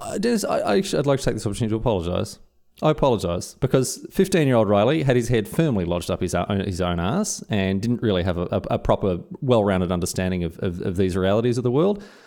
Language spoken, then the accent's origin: English; Victoria, Australia; moved away as an adult; also born or lived in Scotland; now in Queensland, Australia; I'm uprooting my life from my homestead of Victoria, moved to Queensland